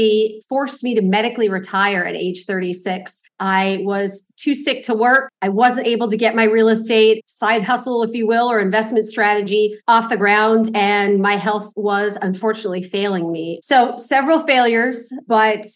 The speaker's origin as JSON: {"language": "English", "town": "Los Angeles", "region": "California", "country": "United States", "tie": "born or raised there", "said": "I grew up here in Los Angeles, very humble background."}